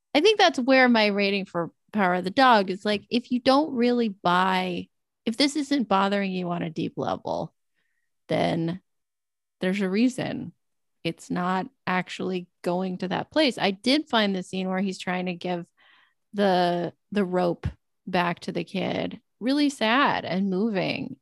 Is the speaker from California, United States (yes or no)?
yes; Southern California desert, United States; growing up in Southern California desert